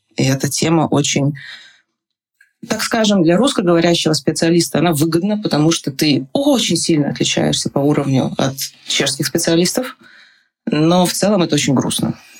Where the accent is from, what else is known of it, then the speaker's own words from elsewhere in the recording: Saint Petersburg, Russia; now in Prague, Czech Republic; я из Петербурга